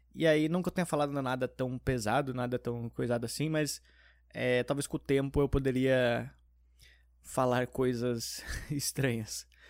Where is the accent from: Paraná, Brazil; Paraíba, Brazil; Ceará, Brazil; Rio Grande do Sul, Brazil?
Rio Grande do Sul, Brazil; Porto Alegre; now in São Paulo, Brazil; quando eu era pequeno, tinha em Porto Alegre no shopping